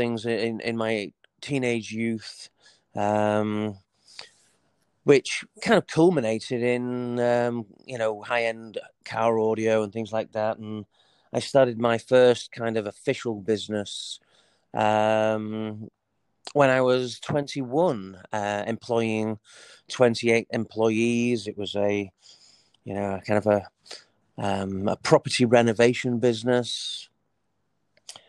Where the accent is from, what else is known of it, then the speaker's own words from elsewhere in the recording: Leeds, Yorkshire and the Humber, United Kingdom; I was born in the United Kingdom, in a place called Leeds. I grew up